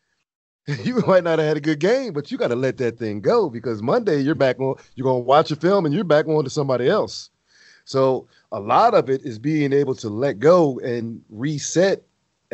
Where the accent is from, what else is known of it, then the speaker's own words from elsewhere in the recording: Pottstown, Pennsylvania, United States; my hometown, Pottstown